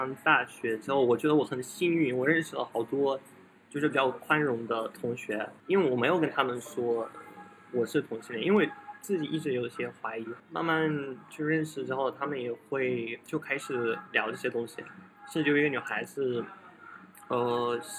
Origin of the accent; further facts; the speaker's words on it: Russia; born there; Chinese is a second language; 可能是我就是出生的地方很小，是一个小城市，然后人口只有五千多人，所以我们那边